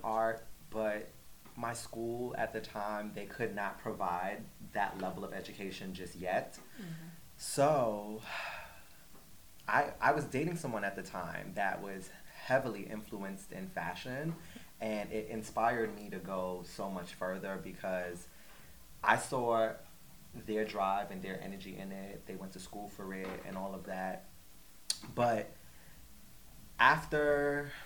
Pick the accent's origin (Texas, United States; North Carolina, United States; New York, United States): New York, United States; New York City; born and raised in Brooklyn, New York